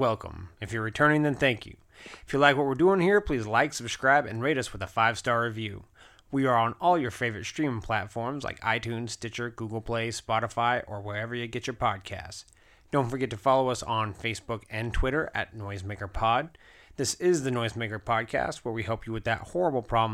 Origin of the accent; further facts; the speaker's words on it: Anchorage, Alaska, United States; moved away; I'm actually originally from Anchorage, Alaska